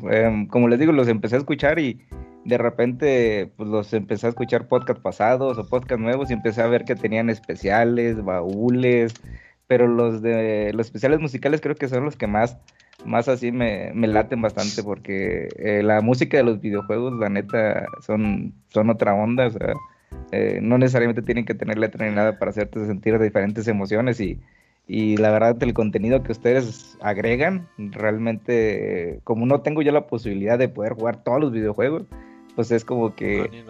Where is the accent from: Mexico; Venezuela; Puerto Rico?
Mexico; Reynosa, Tamaulipas; now in Querétaro, Mexico; Sí, bueno, yo soy de Reynosa, Tamaulipas, eh, pero tengo aquí en Querétaro ya cinco años desde que me mudé para acá, ¿no?